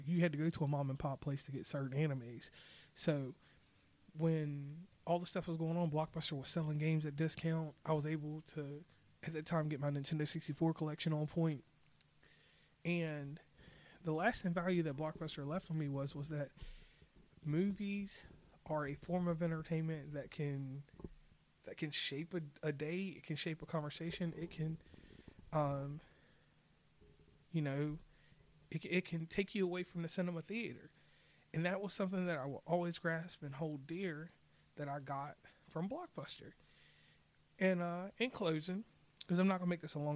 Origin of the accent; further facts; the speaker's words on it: Lynchburg / Rustburg, Virginia, United States; my local people from Lynchburg, Virginia, Rustburg, Virginia, 434 area code